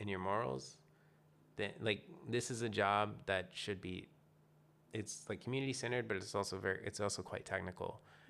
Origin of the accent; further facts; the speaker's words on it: Atlanta, Georgia, United States; now in Portland, United States; I'm originally from Atlanta, Georgia.